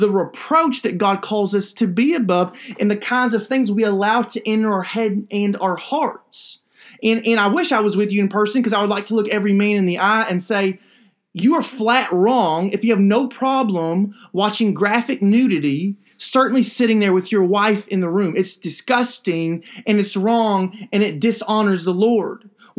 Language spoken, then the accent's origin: English; Kentucky, United States; every once in a while, when I go up to my home state of Kentucky, especially in the wintertime, I look forward to cold weather.